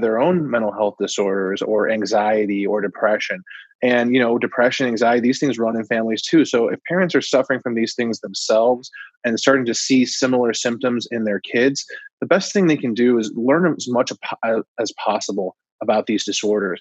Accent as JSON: {"language": "English", "town": "Coral Springs", "region": "Florida", "country": "United States", "tie": "born or raised there", "said": "I grew up in Coral Springs, Florida, which is right on the border with Parkland"}